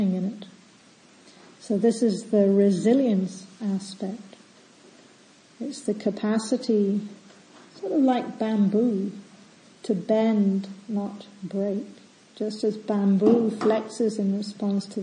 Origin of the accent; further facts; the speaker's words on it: Scotland, United Kingdom; moved away; being a kid and growing up in Scotland at the time